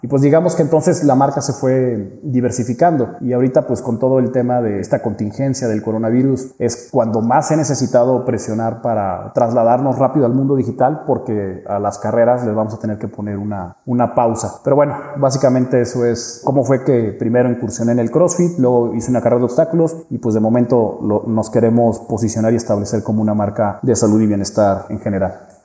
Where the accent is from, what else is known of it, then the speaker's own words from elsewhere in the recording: San Luis Potosí, Mexico; also born or lived in Mexico City; Soy potosino, pero bueno, hice allá la carrera